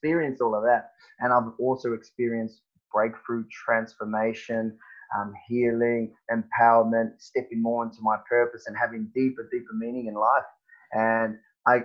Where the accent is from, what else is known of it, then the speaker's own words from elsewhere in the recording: New Zealand; moved away as an adult; now in Perth, Australia; growing up in New Zealand